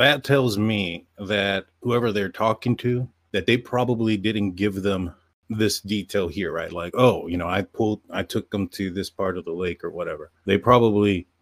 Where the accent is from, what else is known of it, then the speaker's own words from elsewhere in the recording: Texas, United States; we are from Texas